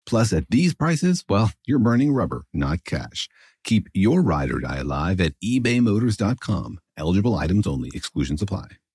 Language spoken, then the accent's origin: English; Iran; I'm from Iran.